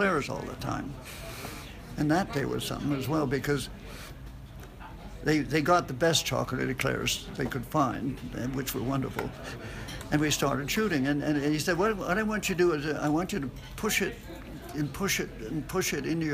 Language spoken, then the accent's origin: English; Canada; moved away; I'm Canadian